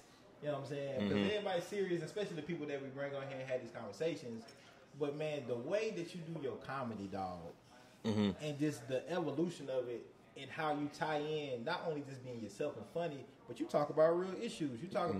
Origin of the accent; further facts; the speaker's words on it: Nashville, Tennessee, United States; We're all from North Nashville.